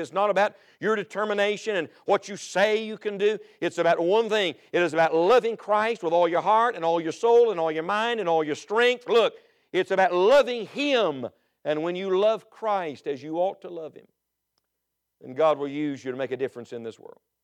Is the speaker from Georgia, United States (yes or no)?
no; West Virginia, United States; I'm from West Virginia